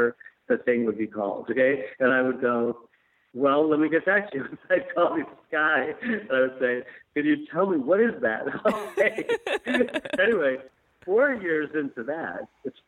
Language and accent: English; Chicago, Illinois, United States; also born or lived in New York; I was born in Chicago.